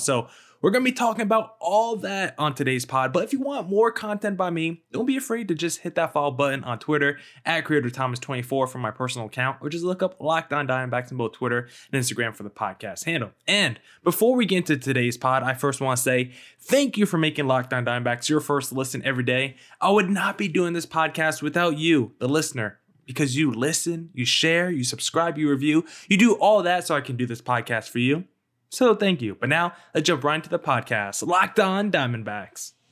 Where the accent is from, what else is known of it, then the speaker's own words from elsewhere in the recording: Arizona, United States; Arizona," basically my hometown state